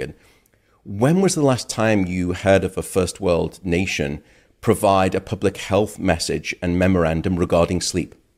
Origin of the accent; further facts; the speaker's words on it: United Kingdom; now in United States; My home country, uh, the UK